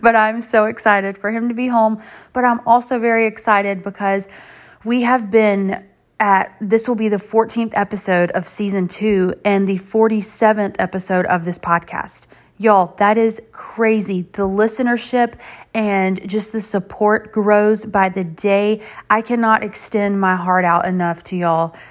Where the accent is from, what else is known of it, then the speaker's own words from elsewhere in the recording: Ninety Six, South Carolina, United States; I'm from ninety-six